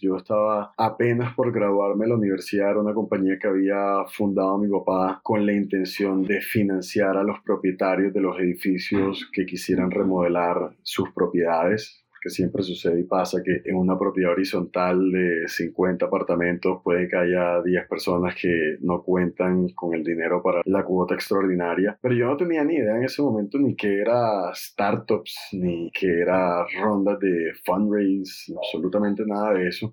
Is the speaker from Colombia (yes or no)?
yes; Barranquilla, Atlántico, Colombia; also born or lived in Cali; yo nací en Cali, más sin embargo, yo me considero barranquillero, yo soy barranquillero